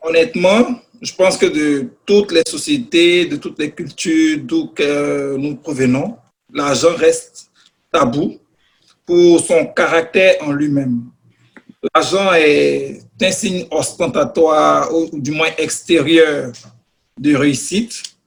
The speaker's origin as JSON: {"language": "French", "country": "Côte d’Ivoire", "moved": "as an adult", "lives_now": "Canada", "said": "je suis au Canada depuis pratiquement dix ans. Euh, j'ai reçu une formation dans mon pays d'origine, la Côte d'Ivoire"}